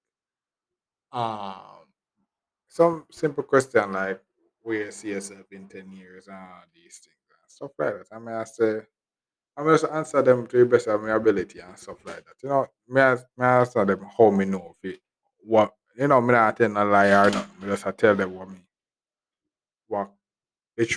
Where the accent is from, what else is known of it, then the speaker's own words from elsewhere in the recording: Westmoreland, Jamaica; I'm from Westmoreland, I come from to Kingston.